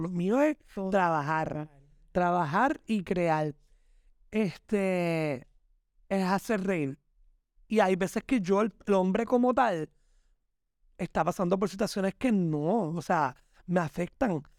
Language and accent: Spanish; Puerto Rico; Yo simplemente soy un trabajador puertorriqueño